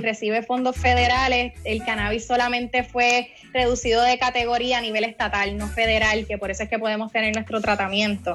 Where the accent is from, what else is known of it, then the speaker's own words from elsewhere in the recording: Guayama, Puerto Rico; also born or lived in Cayey / Cidra; soy de Guayama